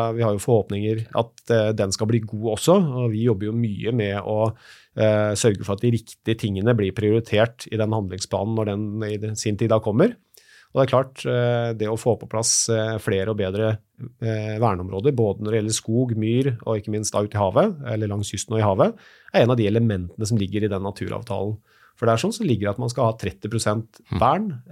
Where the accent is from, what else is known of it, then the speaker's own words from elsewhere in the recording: Moss, Østfold, Norway; Jeg er født og oppvokst på Jeløya utenfor Moss